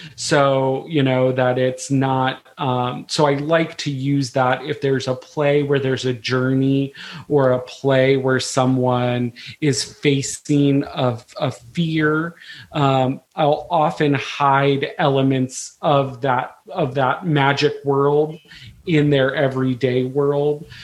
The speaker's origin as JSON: {"language": "English", "town": "Frederick", "region": "Maryland", "country": "United States", "said": "I'm originally from Frederick, Maryland"}